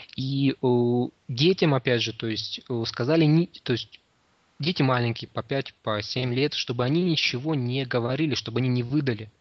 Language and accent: Russian; Krasnoyarsk, Krasnoyarsk Krai, Russia; moved away as an adult; now in Saint Petersburg, Russia; я родился в Петербурге, но мои родители, когда мне было еще совсем немного лет, они переехали в Красноярск. И, собственно, вырос я там.